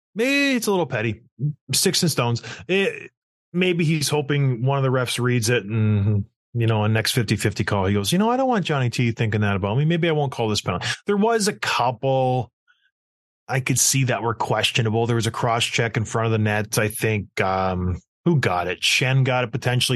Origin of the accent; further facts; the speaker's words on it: St. Catharines, Ontario, Canada; also born or lived in Edmonton, Alberta; that's where I was raised until I was six and had to move out to Saint Catharines, Ontario